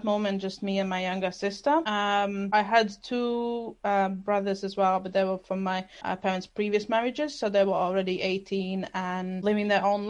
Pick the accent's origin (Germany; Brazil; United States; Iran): Germany; English is a second language; also born or lived in Latvia / London; now in Glasgow, United Kingdom; So I actually was born in Latvia. However, I grew up part of my childhood in Germany. And somehow in the last 8 years, I ended up living in UK. Before I lived in London and now I moved to Scotland, Glasgow.